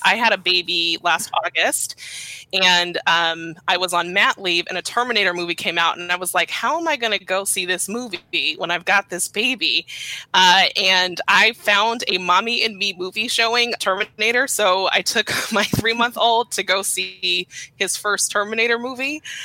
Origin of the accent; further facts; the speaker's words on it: Los Angeles, California, United States; I am from South Los Angeles, born and raised.